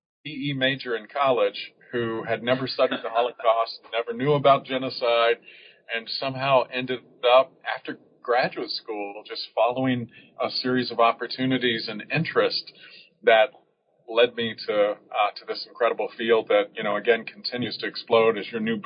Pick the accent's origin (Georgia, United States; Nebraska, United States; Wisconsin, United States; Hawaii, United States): Georgia, United States; I'm a child of the South. I was born and raised in Georgia